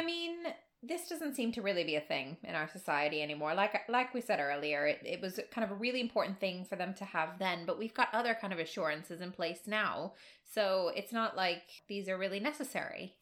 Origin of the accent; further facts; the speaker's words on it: United States; I'm American, so I definitely made not an oath, but a pledge to a certain flag every single day in school.